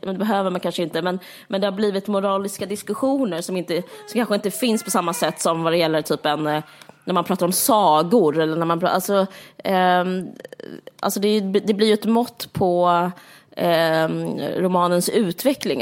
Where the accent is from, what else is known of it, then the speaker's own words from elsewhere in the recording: Sweden; som svensk är man så, man är så väder, väderrelaterad